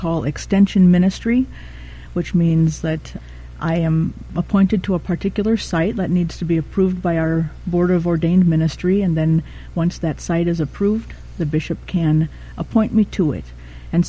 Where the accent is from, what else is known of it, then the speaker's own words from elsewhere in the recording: Rhinelander, Wisconsin, United States; also born or lived in River Falls, Wisconsin; I was born and raised in Rhinelander, Wisconsin